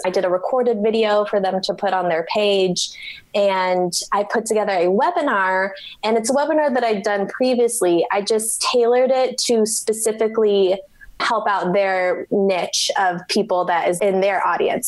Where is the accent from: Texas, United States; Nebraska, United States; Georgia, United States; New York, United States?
Nebraska, United States; Omaha; I work with clients one on one in my hometown of Omaha, Nebraska